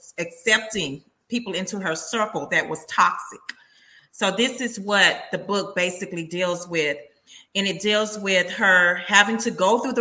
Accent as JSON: {"language": "English", "region": "Texas", "country": "United States", "tie": "born or raised there", "said": "I am a native Texan, and I am a writer"}